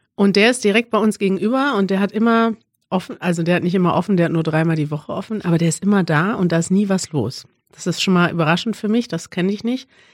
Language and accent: German; Germany; als Deutscher